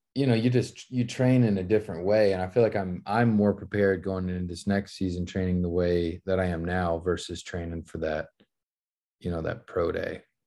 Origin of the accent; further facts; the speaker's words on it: Dallas, Texas, United States; back home playing for my hometown team